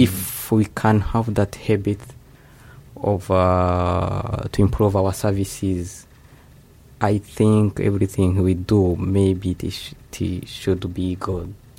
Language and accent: English; Rwanda; moved away as an adult; now in Japan; from Rwanda